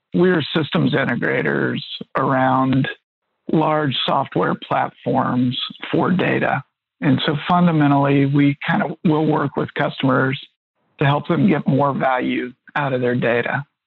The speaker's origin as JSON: {"language": "English", "town": "Middletown", "region": "Ohio", "country": "United States", "tie": "born or raised there", "said": "I grew up in Middletown, Ohio"}